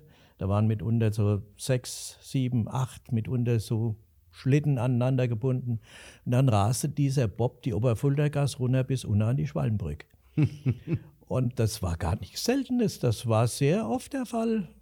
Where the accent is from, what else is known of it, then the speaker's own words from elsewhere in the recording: Alsfeld, Hesse, Germany; ich bin in der unteren Fuldagasse aufgewachsen